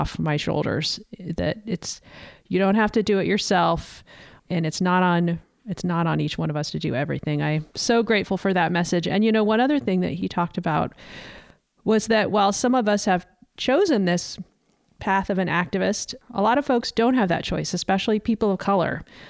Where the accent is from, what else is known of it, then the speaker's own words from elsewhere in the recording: the South, United States; I grew up kind of disillusioned with the sort of anti-science views of the church that I grew up around in the South.